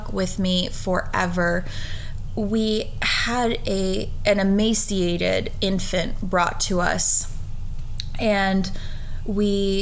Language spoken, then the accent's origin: English; just outside of Richmond, Virginia, United States; I grew up in Virginia, and I think when a lot of people hear Virginia, like they immediately think of Northern Virginia, and I grew up just outside of Richmond